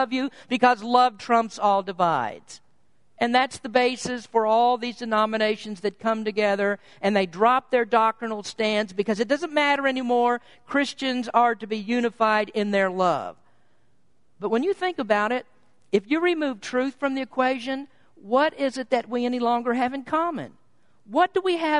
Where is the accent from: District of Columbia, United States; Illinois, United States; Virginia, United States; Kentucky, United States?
Kentucky, United States; moved away; I was born in Kentucky. We grew up with very different views of things between San Francisco and Kentucky